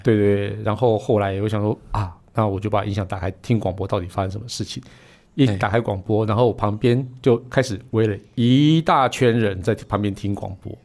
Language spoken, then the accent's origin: Chinese; Puli, Nantou County, Taiwan; moved away; also born or lived in Taichung; 我那个出生地是在普里啊